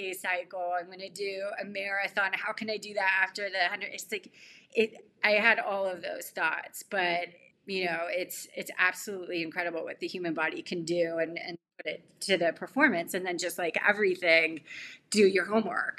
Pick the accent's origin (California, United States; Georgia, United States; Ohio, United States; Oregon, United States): California, United States; growing up in California